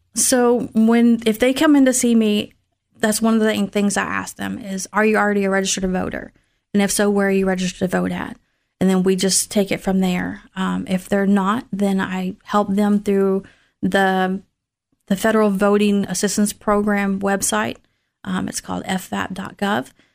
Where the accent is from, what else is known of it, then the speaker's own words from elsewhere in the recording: Tullahoma, Tennessee, United States; moved away as an adult; now in Clarksville, United States; I'm originally from Tullahoma, Tennessee